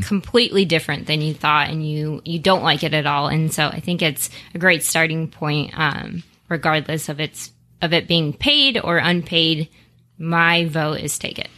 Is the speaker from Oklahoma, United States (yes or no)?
no; Las Vegas, Nevada, United States; moved away as an adult; now in Phoenix, United States; born and raised in Las Vegas, been out in Phoenix for two years now